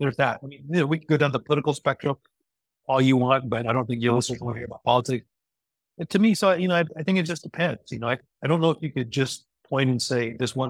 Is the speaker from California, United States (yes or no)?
yes; Los Angeles, California, United States; I was born and raised in Los Angeles